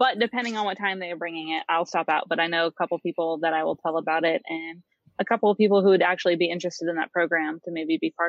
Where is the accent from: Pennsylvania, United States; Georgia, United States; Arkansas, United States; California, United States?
Pennsylvania, United States; Corry; moved away as an adult; now in Pittsburgh, United States; I moved from Corey, Pennsylvania. If anyone knows where that is, I just say Erie, or I should say Edinburgh, because people know where that is. And I'm from a small country town.